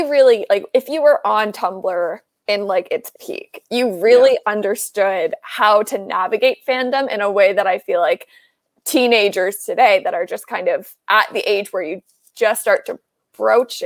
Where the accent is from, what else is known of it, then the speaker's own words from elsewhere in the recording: Canada; accent: Canadian; There's my first Canadian accent